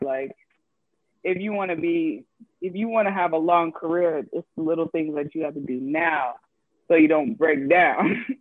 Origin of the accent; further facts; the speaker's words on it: Arizona, United States; moved away as an adult; also born or lived in Oregon; I'm from Arizona